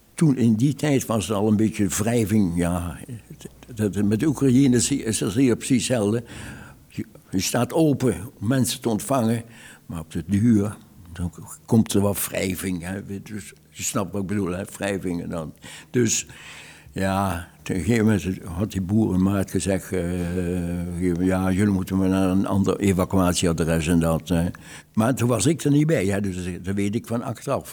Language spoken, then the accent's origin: Dutch; Oss, North Brabant, Netherlands; ik kom uit Os